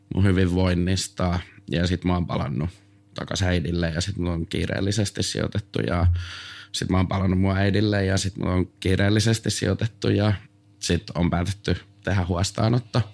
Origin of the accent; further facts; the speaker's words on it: Tampere, Pirkanmaa, Finland; mä oon Tampereelta